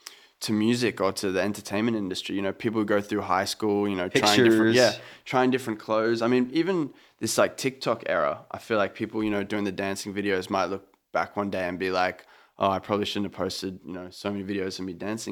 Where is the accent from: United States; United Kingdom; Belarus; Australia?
Australia; Sydney, New South Wales; I'm from Sydney. I've seen bands play, you know, the Horden.